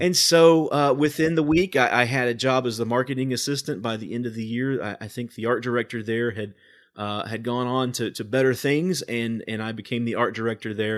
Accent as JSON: {"language": "English", "town": "Evansville", "region": "Indiana", "country": "United States", "tie": "born or raised there", "said": "we've had a children's palace growing up in Evansville"}